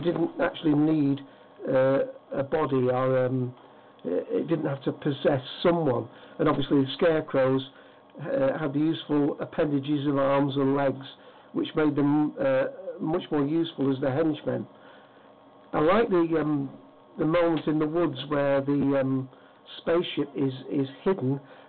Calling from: Hyde, North West England, United Kingdom; From Hyde, Manchester, England.

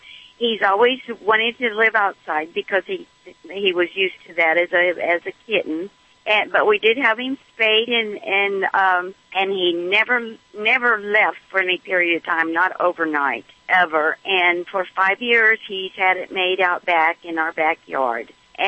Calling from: Knoxville, Tennessee, United States; Well, I'm calling from the highway in Tennessee, right outside of Knoxville, but I live in Texas.

